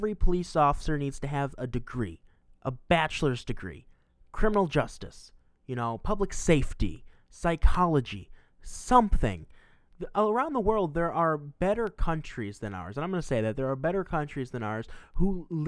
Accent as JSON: {"language": "English", "town": "Milwaukee", "region": "Wisconsin", "country": "United States", "said": "I'm from Milwaukee, Wisconsin"}